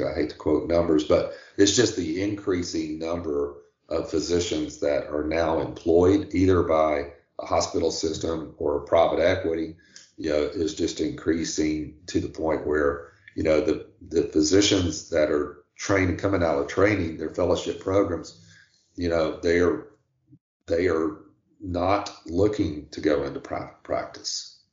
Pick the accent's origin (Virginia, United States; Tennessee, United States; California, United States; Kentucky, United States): Tennessee, United States; moved away as an adult; now in Charleston, United States; I'm originally from Tennessee